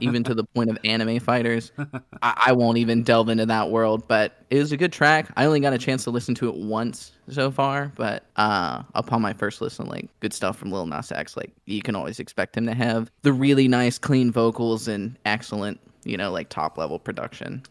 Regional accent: Northern Kentucky, United States; moved away; I grew up in Northern Kentucky

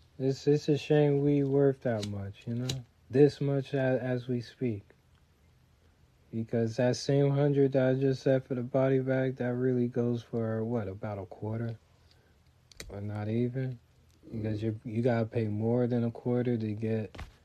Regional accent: United States; …, because I'm from America.

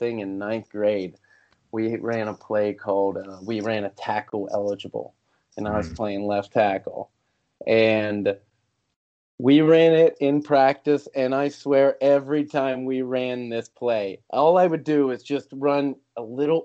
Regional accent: Pittsburgh, Pennsylvania, United States; I was born and raised in Pittsburgh

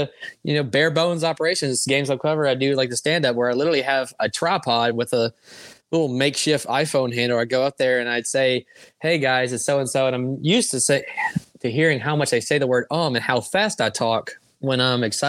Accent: Oxford, Mississippi, United States; growing up in Oxford, growing up, going to Ole Miss games

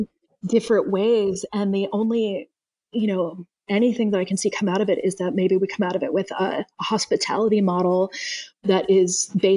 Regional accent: Kentucky, United States; I'm from Kentucky

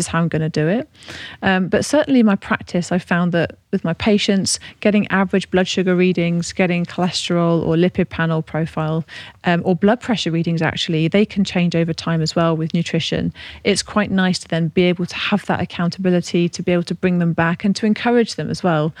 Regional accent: Devon, South West England, United Kingdom; now in Buckinghamshire, United Kingdom; I'm from Devon

